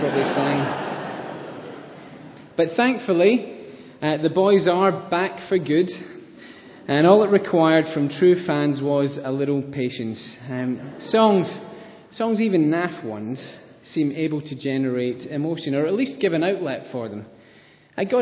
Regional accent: Scotland, United Kingdom; accent: Scottish; my Scottish accent

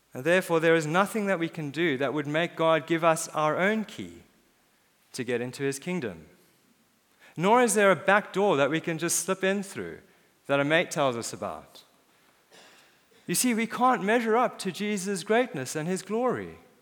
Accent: South Africa; born or raised there; moved away; also born or lived in Cape Town, South Africa

